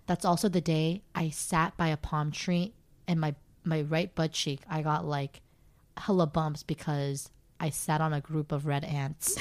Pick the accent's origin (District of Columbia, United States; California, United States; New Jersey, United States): California, United States; Torrance; moved away; I was from Torrance